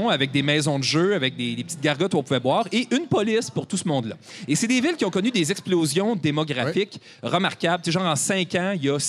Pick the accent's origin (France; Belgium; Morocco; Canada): Canada; Val-d'Or, Quebec; venir parler de Rouen-Noranda devant des gens de Rouen-Noranda alors qu'on vient de Val-d'Or.